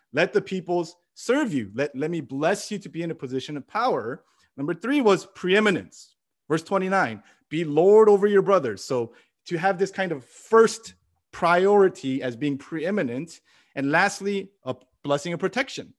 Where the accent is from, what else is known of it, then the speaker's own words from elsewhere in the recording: United States; We are Asian American